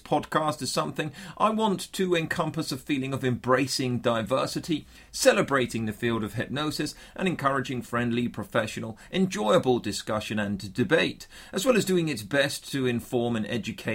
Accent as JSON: {"language": "English", "town": "Bournemouth", "region": "South West England", "country": "United Kingdom", "tie": "born or raised there", "said": "my hometown here on the south coast of England, which is typically a lot warmer than the rest of the UK"}